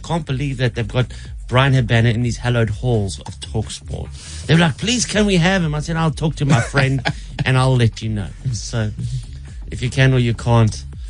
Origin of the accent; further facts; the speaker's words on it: Durban, KwaZulu-Natal, South Africa; born there; I was born in Durban.